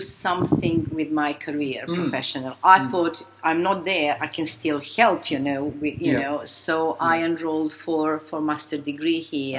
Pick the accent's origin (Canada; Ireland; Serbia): Serbia; Belgrade; moved away as an adult; now in London, United Kingdom; I was Serb. I came to Britain as a Yugoslav. That's how I was brought up.